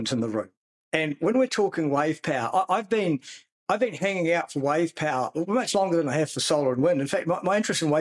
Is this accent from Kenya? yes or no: no; New Zealand; As a New Zealander living near the sea